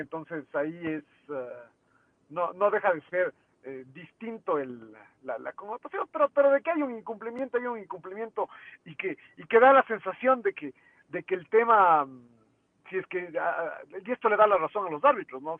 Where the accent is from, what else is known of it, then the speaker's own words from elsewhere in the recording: Ecuador; lo que somos como país